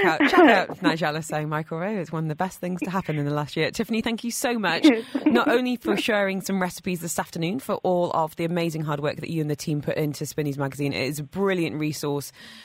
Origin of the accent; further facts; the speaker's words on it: United Kingdom; now in Dubai, United Arab Emirates; being British